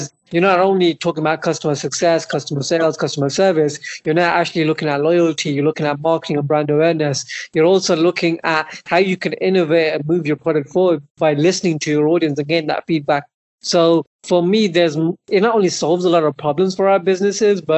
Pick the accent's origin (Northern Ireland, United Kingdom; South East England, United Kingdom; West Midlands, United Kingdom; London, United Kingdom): West Midlands, United Kingdom; Birmingham; my hometown of Birmingham